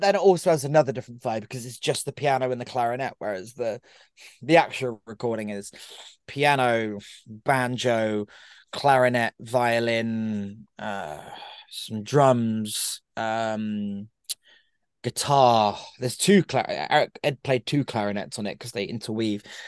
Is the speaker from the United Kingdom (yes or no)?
yes; Brighton, South East England, United Kingdom; my hometown of Brighton